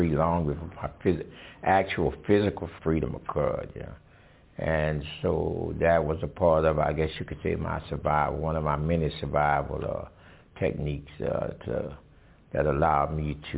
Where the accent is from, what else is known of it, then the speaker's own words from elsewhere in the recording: Louisiana, United States; I was a young African-American kid growing up in the South of the United States